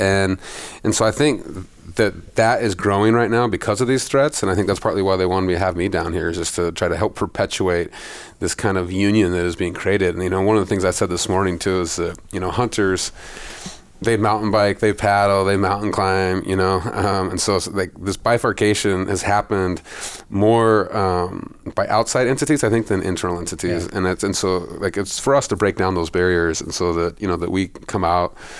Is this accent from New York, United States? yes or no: no; Montana, United States; I grew up in Montana